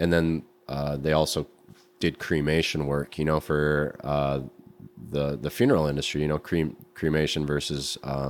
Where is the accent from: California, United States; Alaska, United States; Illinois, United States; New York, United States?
Alaska, United States; now in Grand Rapids, United States; My earlier years, I was born in Alaska and grew up.